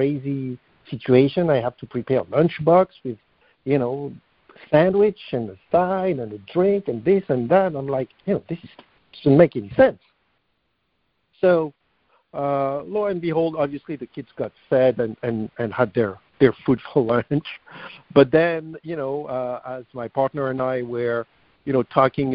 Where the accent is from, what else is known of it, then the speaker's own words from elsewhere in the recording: France; moved away as an adult; now in United States; I was born and raised in France